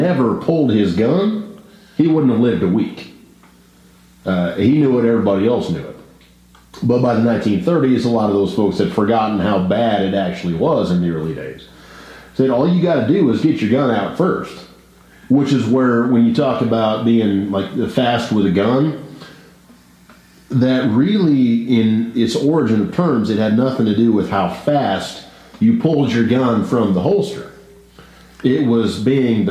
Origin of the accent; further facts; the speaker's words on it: Dodge City, Kansas, United States; even as a child growing up in Dodge City